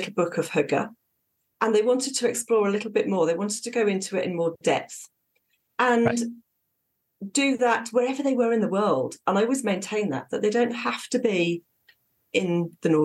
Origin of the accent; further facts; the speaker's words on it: Dorset, South West England, United Kingdom; moved away as an adult; also born or lived in Southern Norway; now in Norway; I'm from Southwest England, from Dorset, which is very, very different to Southern Norway, which is where we live now.